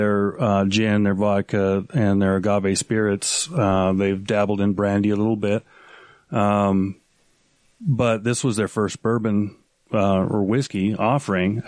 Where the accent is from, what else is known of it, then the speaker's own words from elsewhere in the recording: Spokane, Washington, United States; moved away as an adult; also born or lived in Portland, Oregon / Seattle, Washington; Portland, Oregon, I was born. Moved to Spokane, Washington, which is where I was raised.